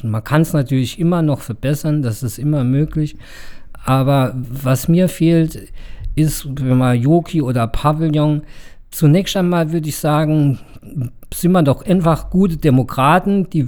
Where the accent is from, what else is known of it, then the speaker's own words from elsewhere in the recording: Saarbrücken, Saarland, Germany; ich bin als Saarbrücker ja lieber in der Presse positiv erwähnt, dass Saarbrücke Mut hat